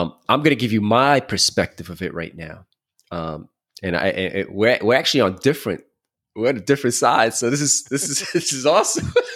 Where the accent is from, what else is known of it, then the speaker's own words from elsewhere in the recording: New York City, New York, United States; I grew up in Brooklyn